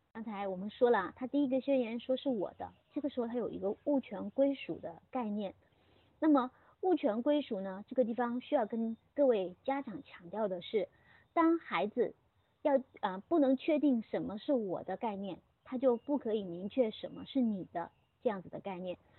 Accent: China; 在我们中国现有的社会

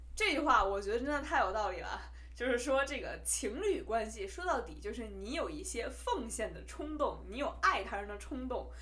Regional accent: Beijing, China; accent: Beijing accent (京腔); also born or lived in Hubei (family origin); 虽然你听我京腔很重啊，但是只是因为我在北京长大

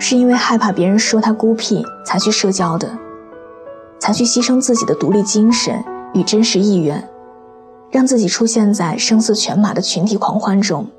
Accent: China; 十三个老外来自五湖四海，就我一个中国人。

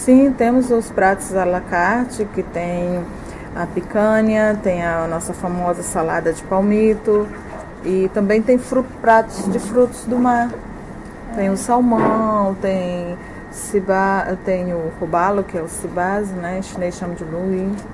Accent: Ceará, Brazil; moved away as an adult; also born or lived in Fortaleza, Brazil; now in China; Eu nasci no interior do Ceará, na Sim. Serra, e eu morei lá 14 anos. Me mudei para Fortaleza com uns 15 anos, e daí eu cresci lá

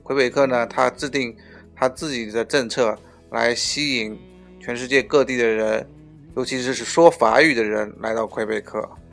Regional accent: China; moved away as an adult; 我们中国人

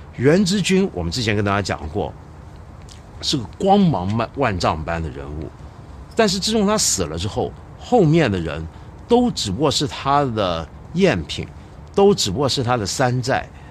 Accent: China; 如果让我们中国人写个宫廷小说，那可厉害了

